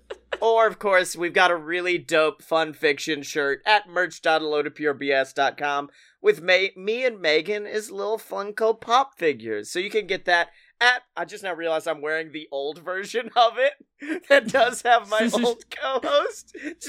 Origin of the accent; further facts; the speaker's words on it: California, United States; I'm from California